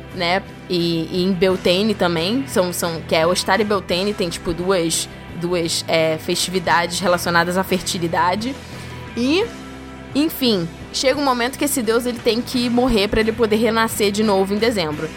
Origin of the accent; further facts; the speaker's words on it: Rio de Janeiro, Brazil; eu sou do Rio